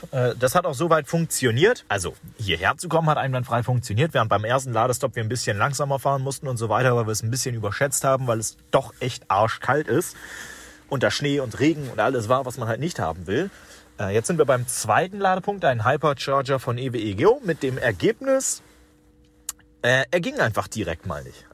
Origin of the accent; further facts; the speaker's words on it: Lower Saxony, Germany; bei uns in Niedersachsen